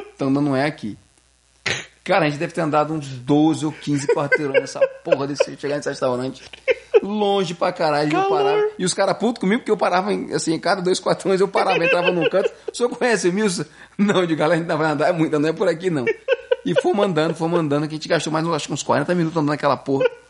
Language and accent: Portuguese; Brazil; now in Quebec, Canada; a gente é brasileiro